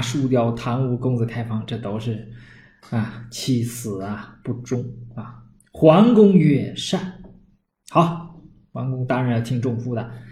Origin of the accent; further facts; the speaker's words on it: Northeast China, China; accent: Northeastern Mandarin; 我们东北话